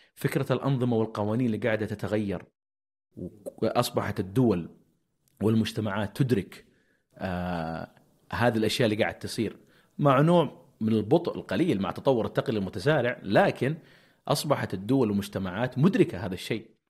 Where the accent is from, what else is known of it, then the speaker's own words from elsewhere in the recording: Saudi Arabia; عندنا في السعوديه